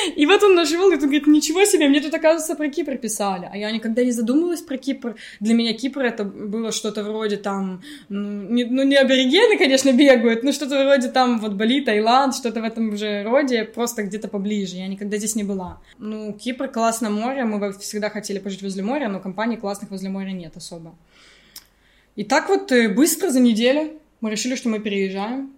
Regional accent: Kyiv, Ukraine; moved away as an adult; also born or lived in England; now in Cyprus; я из Киева

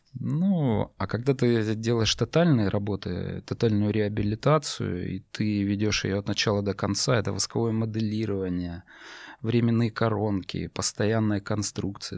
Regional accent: North Caucasus, Russia; also born or lived in Tyumen, Russia; now in Moscow, Russia; родом я с Северного Кавказа

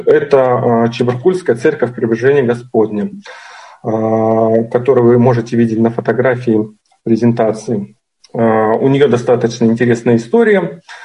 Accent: Chelyabinsk, Chelyabinsk Oblast, Russia; из Челябинска

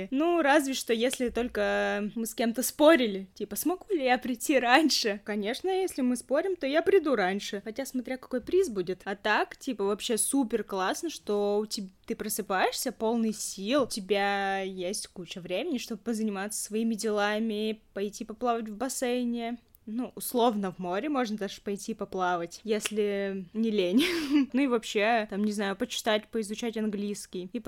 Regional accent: Perm, Perm Krai, Russia; А так как я не из Москвы в целом, свой город я не могу назвать, конечно, супер маленьким, потому что он очень большой по протяженности, я вообще из Перми.

